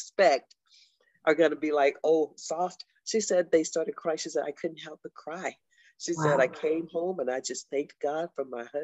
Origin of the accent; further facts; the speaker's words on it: Texas, United States; I'm a Texan